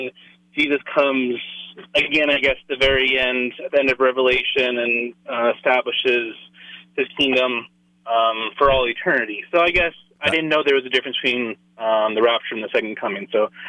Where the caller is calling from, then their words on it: Denver, Colorado, United States; I'm calling from Denver.